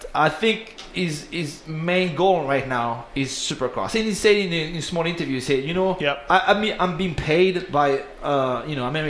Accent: Paris, Île-de-France, France; Because I'm from Paris originally

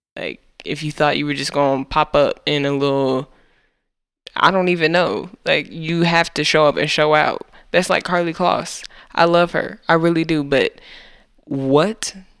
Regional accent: United States; We are American.

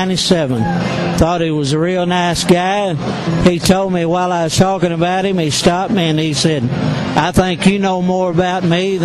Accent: Big Sandy, Tennessee, United States

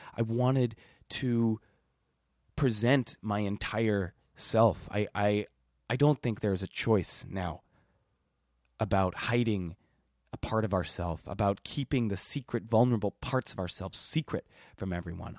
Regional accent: Milwaukee, Wisconsin, United States; moved away; I'm from Milwaukee, Wisconsin

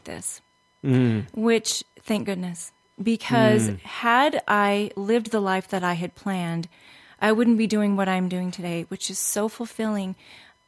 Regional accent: Los Angeles, California, United States; I'm from Los Angeles

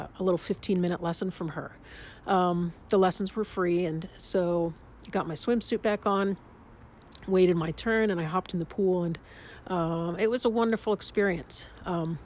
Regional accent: Pittsburgh, Pennsylvania, United States; I'm from Pittsburgh.

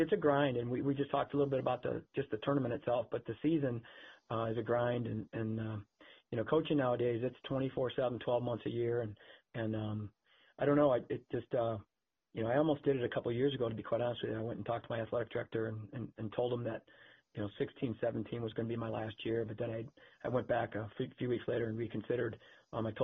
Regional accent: Cleveland, Ohio, United States; moved away; also born or lived in Ann Arbor; I grew up in Cleveland

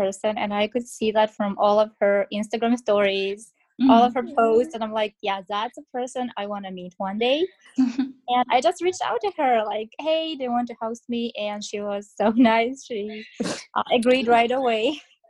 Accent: Kazakhstan; moved away as an adult; now in Canada; I'm in Canada for almost 3 years now, but initially I came from Kazakhstan.

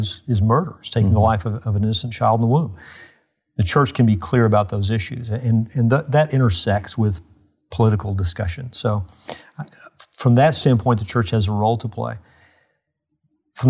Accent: United States; as an American citizen

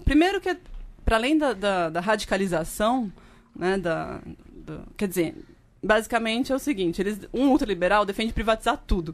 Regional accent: São Paulo, Brazil; eu sou de São Paulo, né, estava fazendo doutorado na USP

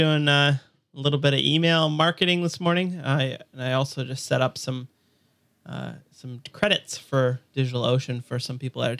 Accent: Hamilton, Ontario, Canada; So I'm from Hamilton, Burlington, Toronto area. It's in Ontario, Canada.

